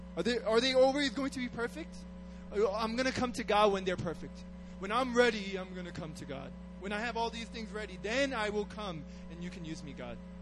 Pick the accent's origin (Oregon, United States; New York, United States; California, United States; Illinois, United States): New York, United States; moved away as an adult; now in Korea; I'm from New York